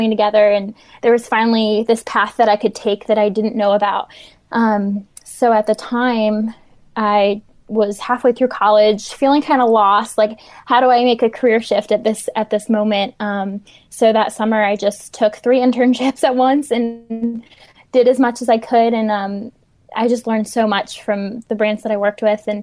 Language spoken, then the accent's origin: English; New Jersey, United States; also born or lived in Pennsylvania; now in Charlotte, United States; Um, I'm originally from New Jersey, um, Pennsylvania. I kind of grew up back and forth between the two, and I'm now located in Charlotte, North Carolina.